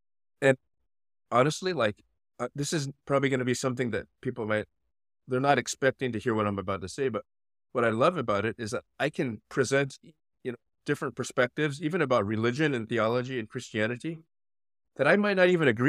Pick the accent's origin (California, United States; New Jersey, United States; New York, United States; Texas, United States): California, United States; Los Angeles; I was born in East Los Angeles, but I was raised in the suburbs of Los Angeles in the 70s and 80s